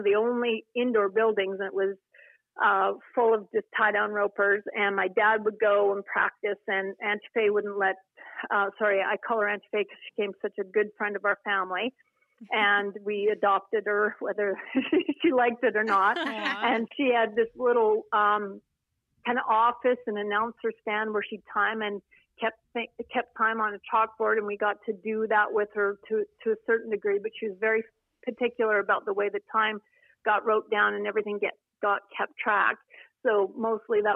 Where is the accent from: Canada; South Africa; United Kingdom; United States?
Canada; Cochrane, Alberta; I was raised on acreage near Cochrane, Alberta